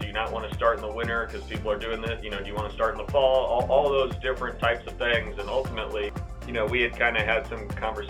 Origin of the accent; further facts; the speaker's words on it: Kansas City, United States; I'm from Kansas City